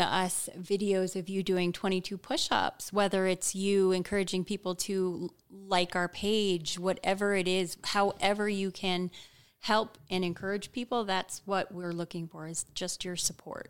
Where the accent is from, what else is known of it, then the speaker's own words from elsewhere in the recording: Hawaii, United States; I was born in Hawaii